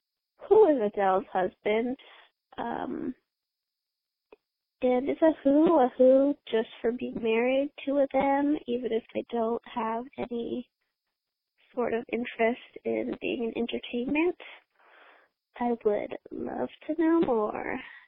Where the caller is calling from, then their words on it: Clovis, California, United States; I'm calling from Clovis, California.